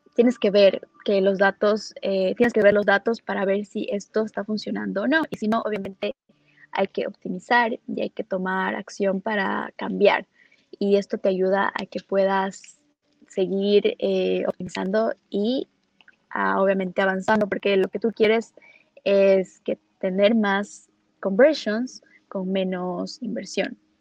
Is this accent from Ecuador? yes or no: yes; Ecuador; moved away as an adult; also born or lived in Los Angeles; yo soy de Ecuador, y empecé con, con, los datos y con marketing desde que empecé un negocio cuando estudiaba en Ecuador